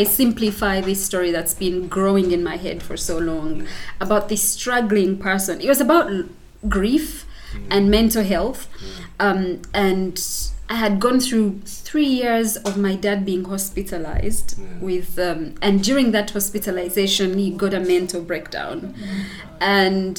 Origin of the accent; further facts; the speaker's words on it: Uganda; I like to introduce myself as an African who comes from a place called Bouéjou. And it's interesting for me to say that I'm from Bouéjou